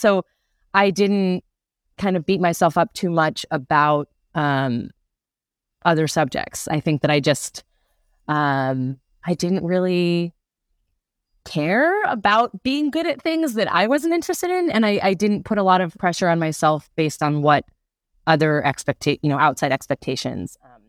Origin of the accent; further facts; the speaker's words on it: Providence, Rhode Island, United States; I grew up in Providence, Rhode Island. So not too far.